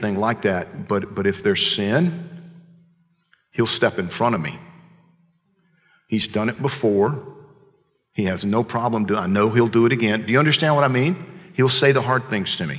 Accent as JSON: {"language": "English", "region": "Georgia", "country": "United States", "said": "I'm from Georgia."}